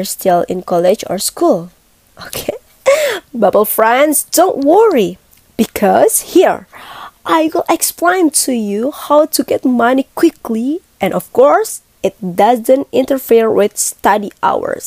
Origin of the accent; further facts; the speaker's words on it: Bandung, West Java, Indonesia; I'm from Bandung